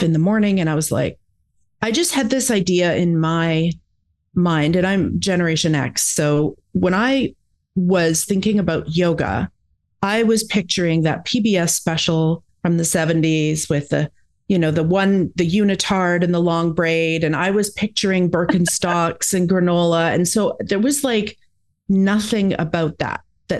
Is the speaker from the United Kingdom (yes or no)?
no; Alberta, Canada; moved away as an adult; now in Victoria, Canada; Originally, I'm from Alberta in Canada